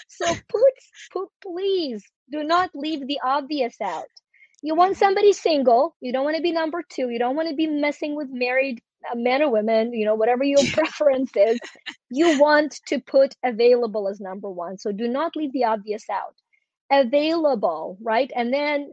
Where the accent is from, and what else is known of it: Ukraine; born or raised there; moved away